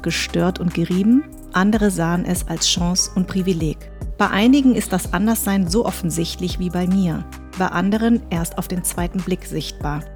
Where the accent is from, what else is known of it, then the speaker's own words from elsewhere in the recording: Darmstadt, Hesse, Germany; accent: Hessisch; ich bin in Darmstadt groß geworden, ich hatte ein weißes Umfeld, ich habe Deutsch gesprochen, ich habe Hessisch gesprochen sogar